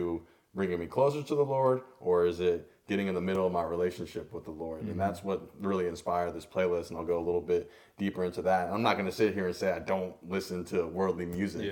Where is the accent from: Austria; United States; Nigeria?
United States; Cincinnati, Ohio; moved away as an adult; also born or lived in Durham, North Carolina; now in Greenville, United States; I grew up in Cincinnati, Ohio